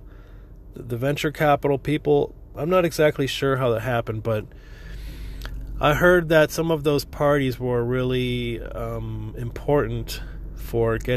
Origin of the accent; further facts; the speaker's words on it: Florida, United States; moved away as an adult; also born or lived in New York / California; now in Texas, United States; I'm originally from Florida, and I lived in Florida for pretty much until 2000